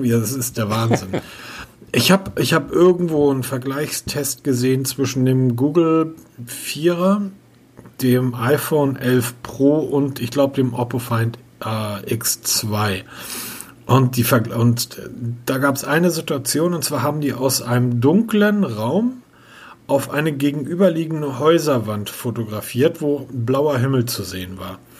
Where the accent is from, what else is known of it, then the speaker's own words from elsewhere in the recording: Hamburg, Germany; now in Bavaria, Germany; Also viel zu heiß für mich als Hamburger hier.